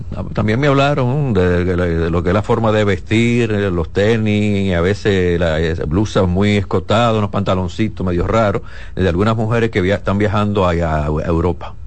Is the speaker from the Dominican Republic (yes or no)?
yes; Dominican Republic; somos dominicanos